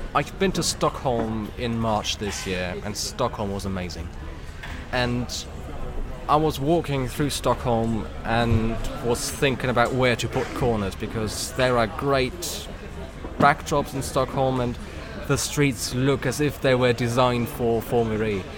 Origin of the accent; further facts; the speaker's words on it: Berlin, Germany; I grew up here in Berlin. I grew up on these underground lines, these buses.